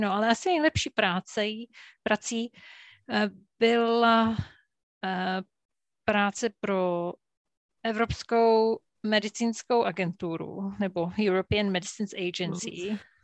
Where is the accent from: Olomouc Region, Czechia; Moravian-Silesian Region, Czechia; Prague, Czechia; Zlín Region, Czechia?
Olomouc Region, Czechia; Jeseník; já jsem vyrůstala v Jeseníku na Kramerce